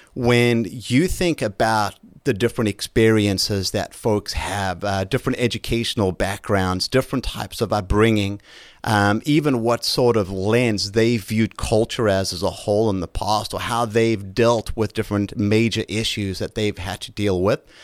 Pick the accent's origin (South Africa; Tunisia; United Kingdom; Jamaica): South Africa; moved away as an adult; now in United States; Growing up in South Africa